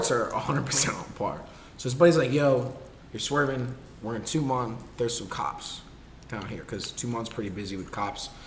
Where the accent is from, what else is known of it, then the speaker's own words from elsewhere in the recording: California, United States; That's how you know I'm from California.